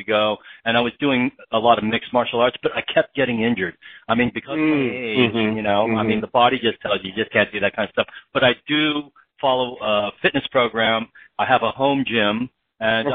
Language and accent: English; San Francisco, California, United States; I grew up in San Francisco in the 60s